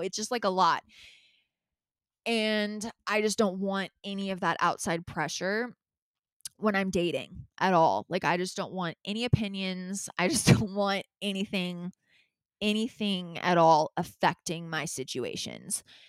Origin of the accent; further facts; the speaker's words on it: Calabasas, California, United States; I grew up in Calabasas